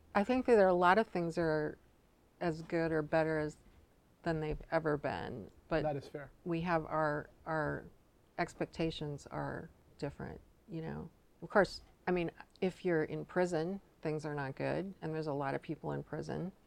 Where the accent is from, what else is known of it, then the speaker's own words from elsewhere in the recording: Richland, Washington, United States; now in Seattle, United States; I grew up in Eastern Washington